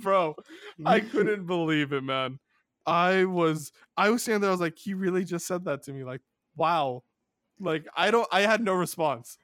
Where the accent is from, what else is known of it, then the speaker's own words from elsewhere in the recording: California, United States; my home state of California